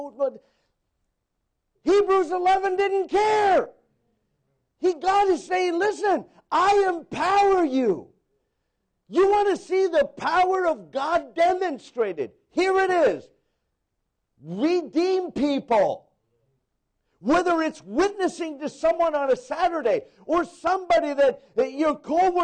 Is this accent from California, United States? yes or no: yes; San Diego, California, United States; I was born in San Diego. You know, California.